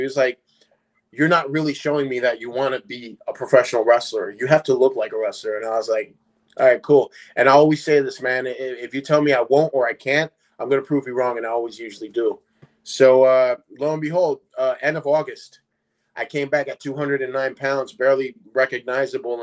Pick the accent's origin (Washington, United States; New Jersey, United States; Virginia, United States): New Jersey, United States; Paulsboro; also born or lived in Puerto Rico; when I came from Puerto Rico, I I lived in North New Jersey, but I then moved down to South Jersey, little small town called Paulsboro. That's where I grew up